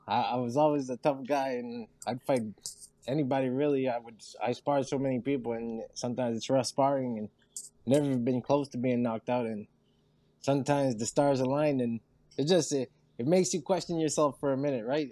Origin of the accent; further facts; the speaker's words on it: Saint-Léonard, New Brunswick, Canada; I'm from New Brunswick. I was in a small town. I'm from St. Leonard, so St. Leonard.